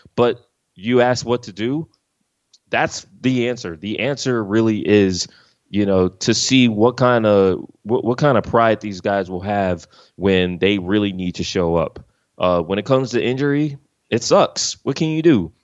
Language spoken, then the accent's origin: English; Philadelphia, Pennsylvania, United States; moved away as an adult; now in Los Angeles, United States; I'm from Philly, I'm from the East side of things. I've been here for more than a decade.